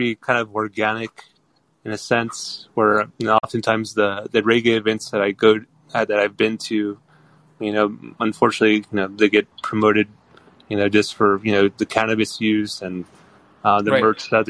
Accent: Northern California, United States; I grew up in Northern California, so I kind of grew up in like in a big party with different cultures.

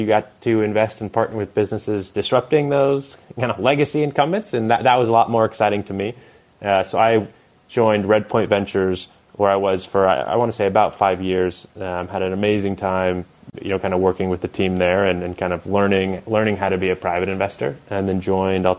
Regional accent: Bay Area, California, United States; growing up in the Bay Area

